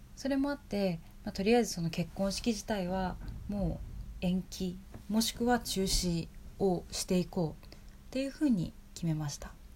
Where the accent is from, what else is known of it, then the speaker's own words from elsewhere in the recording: Japan; moved away as an adult; also born or lived in Tokyo; now in Colorado, United States; もともと日本で生まれ育って、で、ほとんどの大部分を日本で過ごしてきて